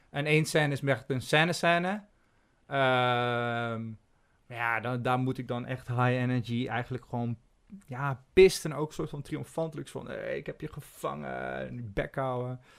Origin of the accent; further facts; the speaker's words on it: North Brabant, Netherlands; accent: Brabantian; now in Amsterdam, Netherlands; En ik sprak ook zo plat Brabants.